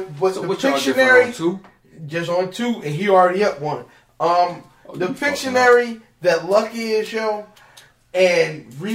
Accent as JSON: {"language": "English", "town": "Severn", "region": "Maryland", "country": "United States", "said": "I'm from Severn."}